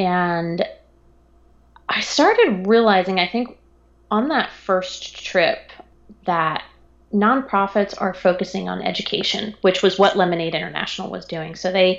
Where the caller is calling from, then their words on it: Raleigh, North Carolina, United States; I am in Raleigh, North Carolina.